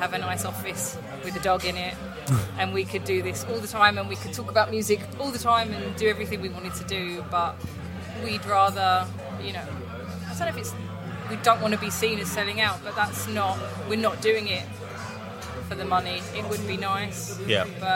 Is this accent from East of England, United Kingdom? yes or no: yes; Southend-on-Sea, East of England, United Kingdom; I'm from Southend in Essex